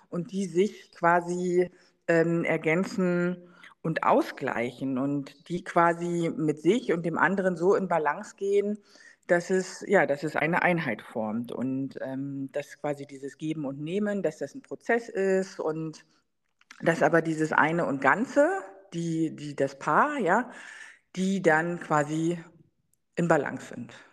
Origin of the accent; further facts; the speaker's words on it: East Germany, Germany; Also ich meine, gut, ich bin ja in der DDR groß geworden, meine Mutter war trotzdem berufstätig